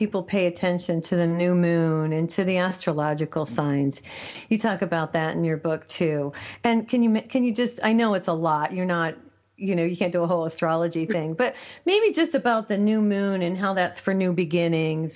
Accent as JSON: {"language": "English", "town": "Albuquerque", "region": "New Mexico", "country": "United States", "said": "That's where I'm from, too."}